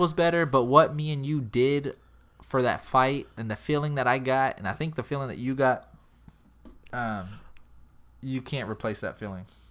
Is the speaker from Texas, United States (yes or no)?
yes; San Antonio, Texas, United States; we're from San Antonio